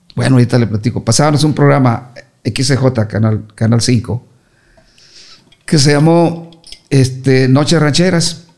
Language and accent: Spanish; Torreón, Coahuila, Mexico; moved away as an adult; also born or lived in Chihuahua / Ciudad Juárez; yo siempre salí de, de Torreón a Juárez